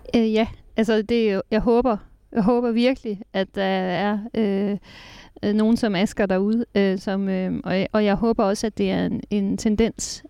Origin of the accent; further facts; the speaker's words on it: Jutland, Denmark; moved away; Jylland, hvor jeg kommer fra